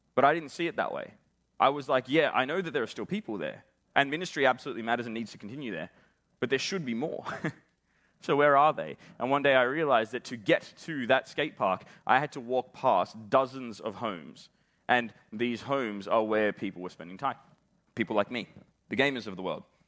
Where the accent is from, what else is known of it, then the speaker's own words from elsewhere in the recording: Australia; accent: Australian; as you can probably tell from the way that I'm talking, I am Australian